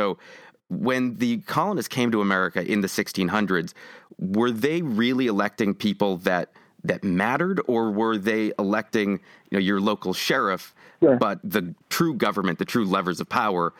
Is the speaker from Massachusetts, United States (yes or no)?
yes; Massachusetts, United States; I'm from Massachusetts